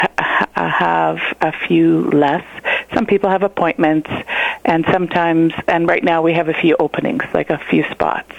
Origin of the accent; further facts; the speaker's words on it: Goodeve, Saskatchewan, Canada; now in Moose Jaw, Canada; in a small town by Yorkton, out by Yorkton. The town was called Goodeve. It was a farm between Goodeve and Ituna